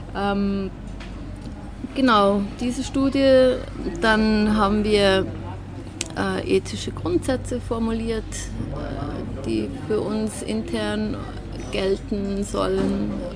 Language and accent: German; Switzerland; zumindest in Zürich oder bei uns in der Schweiz